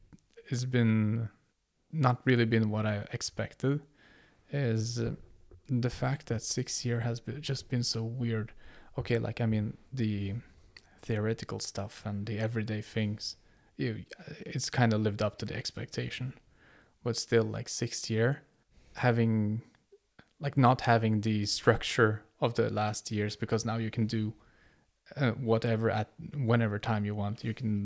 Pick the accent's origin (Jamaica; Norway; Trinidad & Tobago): Norway; English is a second language; I'm a 6-year student here. I'm from Norway, and my parents are originally from Kurdistan.